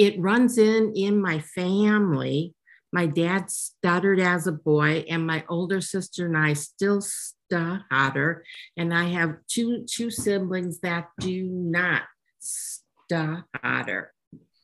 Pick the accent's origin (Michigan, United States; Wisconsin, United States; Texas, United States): Wisconsin, United States; Green Bay; I grew up in Green Bay, Wisconsin.